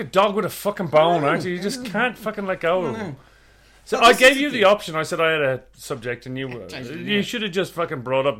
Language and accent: English; Ireland; now in Australia; I'm Irish, right? I grew up in Ireland, born and raised